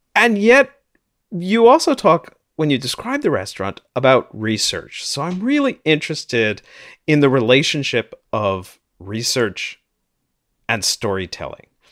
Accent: St. Louis, Missouri, United States; now in Toronto, Canada; I grew up in St. Louis, though I'm in Toronto now

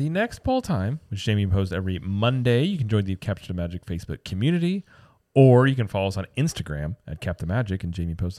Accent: Missouri, United States; I'm from Missouri.

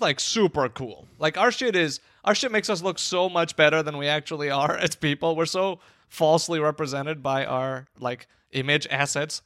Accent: Chicago, Illinois, United States; I am a Chicagoan

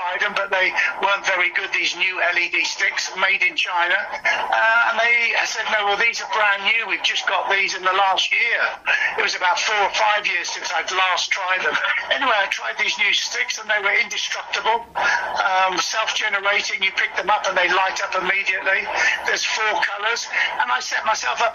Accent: Birmingham, West Midlands, United Kingdom; my hometown, Birmingham

